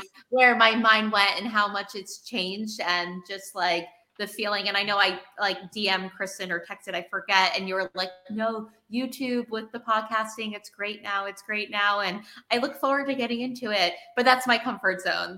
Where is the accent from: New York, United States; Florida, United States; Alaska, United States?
New York, United States; New York City; I'm a New Yorker